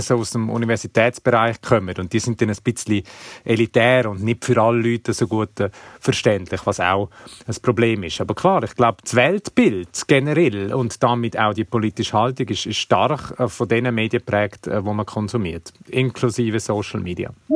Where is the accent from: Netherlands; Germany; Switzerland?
Switzerland; bei uns in der Schweiz